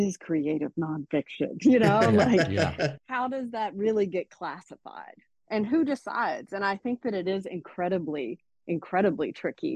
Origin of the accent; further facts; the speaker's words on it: Alabama, United States; moved away as an adult; also born or lived in Syracuse, New York; I'm from Alabama, right? Spent my whole life there